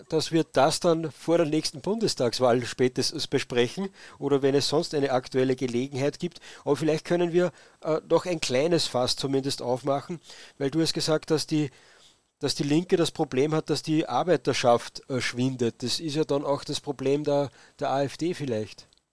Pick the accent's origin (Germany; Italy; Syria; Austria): Austria; bei uns in Österreich